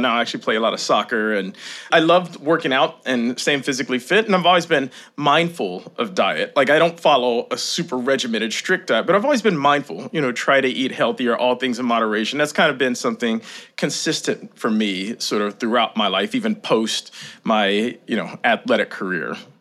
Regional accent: Kentucky, United States; moved away as an adult; also born or lived in Boston; I grew up in Kentucky, small town.

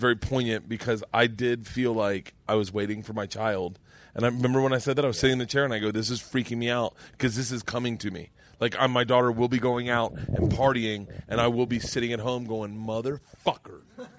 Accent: Florida, United States; I grew up in Florida.

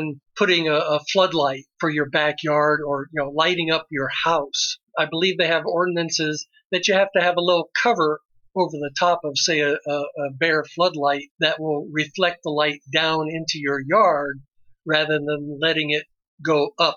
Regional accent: Mississippi Gulf Coast, United States; now in Las Vegas, United States; I grew up on the Mississippi Gulf Coast

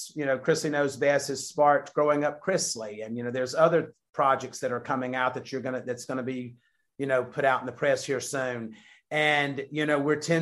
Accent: the South, United States; we're from the South

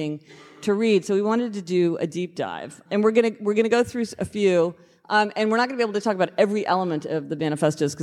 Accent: Kansas City, United States; we're both from Kansas City, so it's not the same KC, but it's a KC

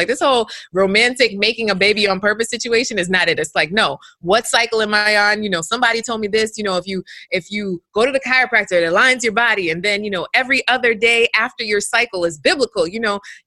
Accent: New York, United States; moved away as an adult; now in South Florida, United States; I'm a New Yorker by raised

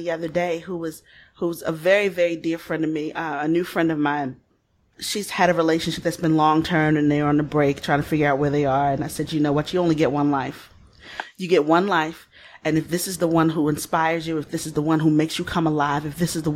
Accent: Baltimore, Maryland, United States; I come from Baltimore

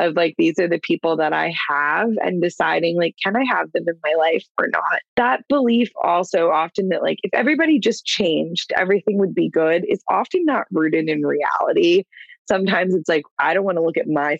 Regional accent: Clearwater, Florida, United States; I'm from Clearwater, born and raised.

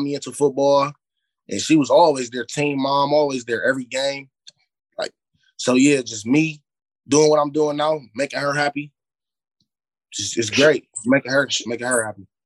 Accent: Cleveland, Ohio, United States; also born or lived in Euclid, Ohio; I grew I grew up in Glenville. I've been playing for Glenville yeah. since I was five until I was twelve or thirteen.

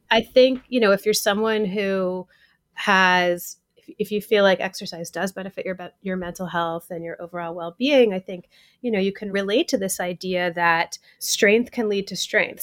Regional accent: Atlanta, Georgia, United States; now in New York City, United States; I grew up in Atlanta

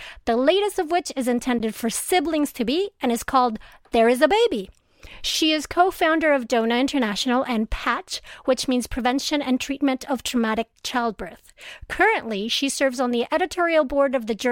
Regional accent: Venezuela; moved away; I'm originally from Venezuela

